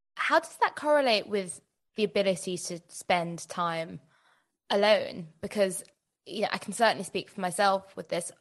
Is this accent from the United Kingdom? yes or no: yes; United Kingdom; as British people